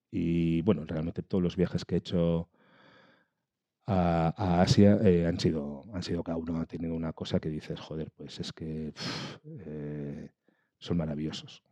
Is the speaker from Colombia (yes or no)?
no; Galdakao, Basque Country, Spain; soy chaval de Galdácano en su momento, pues con seis años para siete